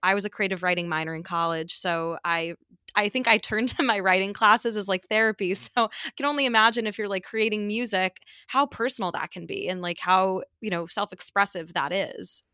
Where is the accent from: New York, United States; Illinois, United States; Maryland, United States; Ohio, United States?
New York, United States; growing up in New York, I'm biased and it's, like, not a huge transition, like, living here post-grad just 'cause this is exactly where I grew up